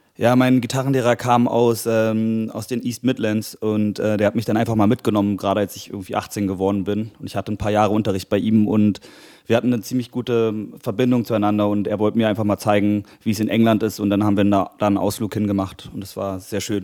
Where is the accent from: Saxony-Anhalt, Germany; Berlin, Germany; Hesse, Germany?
Berlin, Germany; ich bin Musiker aus Berlin